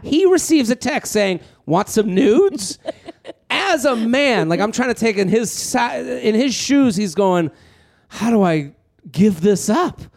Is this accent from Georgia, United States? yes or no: no; Needham, Massachusetts, United States; I grew up in Needham outside of Boston